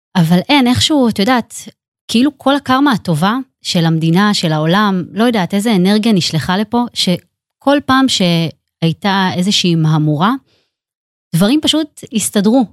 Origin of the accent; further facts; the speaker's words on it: Netanya, Central District, Israel; אני גדלתי, אה, בעיר נתניה